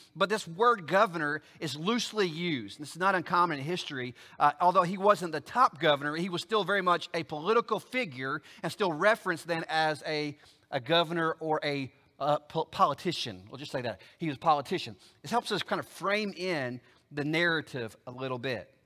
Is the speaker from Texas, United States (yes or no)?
no; Oklahoma, United States; now in Alabama, United States; I live in Alabama, but I ain't from Alabama. I'm from Oklahoma, good, bad, or ugly, right? So if I was gonna go back for a census, I'd have to travel 800 miles back to my hometown in Oklahoma